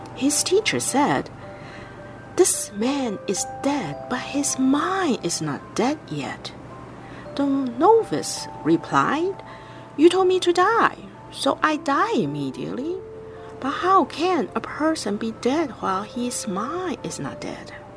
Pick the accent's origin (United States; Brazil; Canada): Canada; Vancouver, British Columbia; I'm from Vancouver, Canada